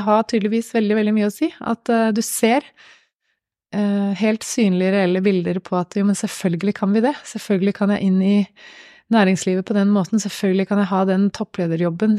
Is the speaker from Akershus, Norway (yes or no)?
no; Gjøvik, Innlandet, Norway; på Gjøvik, i min hjemby.